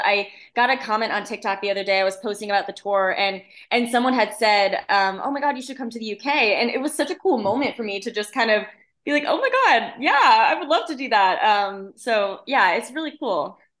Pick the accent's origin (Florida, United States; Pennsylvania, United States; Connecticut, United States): Connecticut, United States; central; moved away as an adult; now in Nashville, United States; I grew up in, in central Connecticut